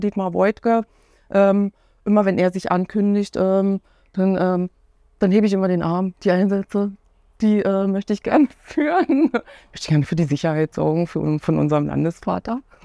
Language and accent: German; Cottbus, Brandenburg, Germany; moved away as an adult; also born or lived in Oranienburg / Bernau; ich bin gebürtige Cottbusserin